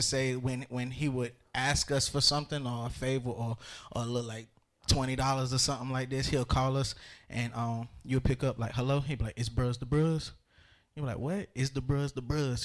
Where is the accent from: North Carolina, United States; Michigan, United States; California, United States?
North Carolina, United States; Ahoskie; I'm originally from Ahoskie, North Carolina